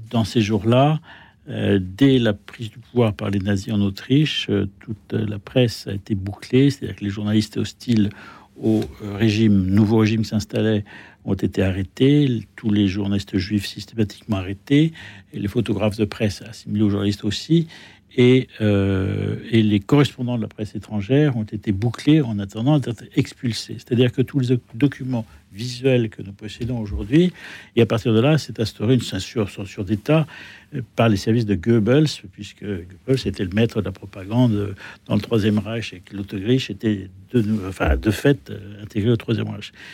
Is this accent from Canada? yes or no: no; France; je suis français